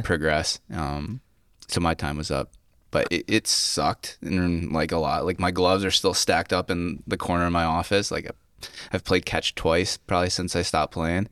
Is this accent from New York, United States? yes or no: yes; Cayuga Lake, New York, United States; where I grew up on Cuyca Lake.